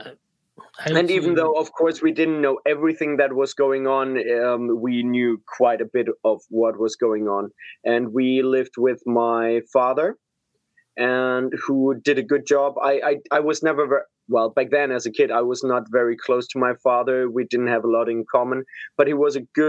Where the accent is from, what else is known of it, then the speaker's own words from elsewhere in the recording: Pforzheim, Baden-Württemberg, Germany; I'm originally from Germany. So I was born in Pforzheim, which is close to Stuttgart in the south of Germany.